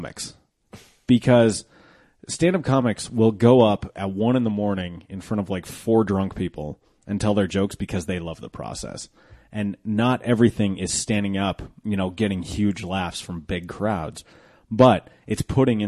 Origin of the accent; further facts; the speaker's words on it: 16th and Youngfield, Colorado, United States; I grew up 16th in Youngfield.